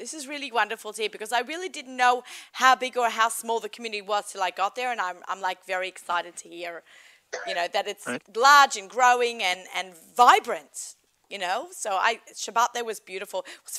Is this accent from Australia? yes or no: yes; Australia; accent: Australian; moved away; I'm Australian. I have an accent.